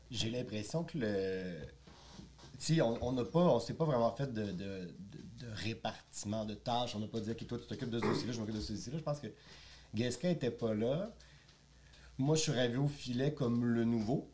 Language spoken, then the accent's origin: French; Quebec City, Quebec, Canada; moved away as an adult; now in Montreal, Canada; Je suis originaire de Québec. J'ai fait de la restauration à Québec pour commencer